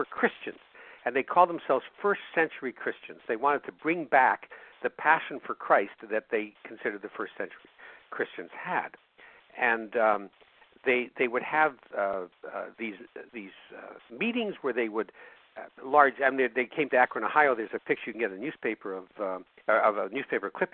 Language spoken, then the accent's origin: English; Winnipeg, Manitoba, Canada; I'm from Winnipeg. Yeah, Winnipeg, Manitoba